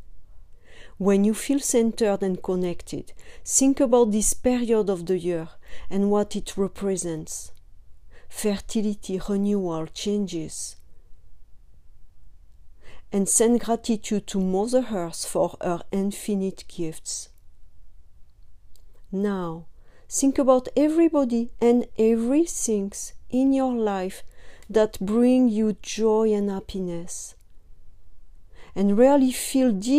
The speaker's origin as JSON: {"language": "English", "country": "France", "moved": "yes", "lives_now": "California, United States", "said": "I am from France"}